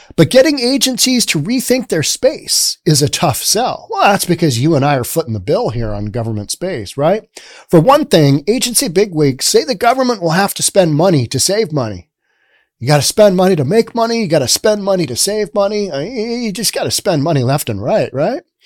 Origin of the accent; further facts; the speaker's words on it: United States; I'm American.